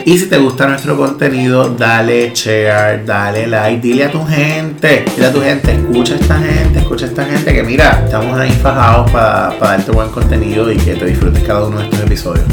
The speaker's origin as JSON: {"language": "Spanish", "town": "Maunabo", "country": "Puerto Rico", "said": "yo soy de Maunabo"}